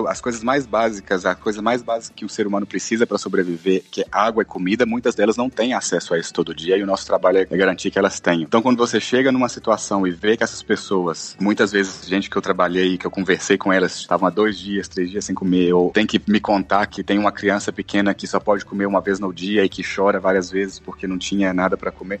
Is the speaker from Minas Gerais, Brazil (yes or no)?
yes; Rio Casca, Minas Gerais, Brazil; moved away as an adult; also born or lived in Abre Campo, Minas Gerais / Belo Horizonte / Vitória, Espírito Santo / Valencia, Spain; now in Nairobi, Kenya; eu sou de Minas Gerais. Eu sou de uma cidadezinha muito pequena no interior de Minas. Eu nasci num lugar chamado Abricampo